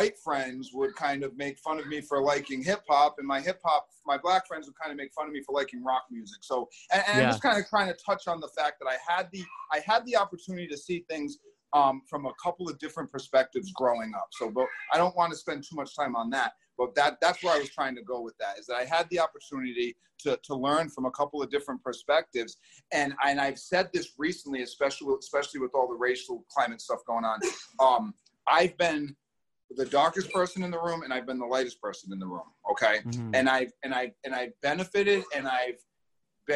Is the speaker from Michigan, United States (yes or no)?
no; East Providence, Rhode Island, United States; growing up in East Providence, I was really really fortunate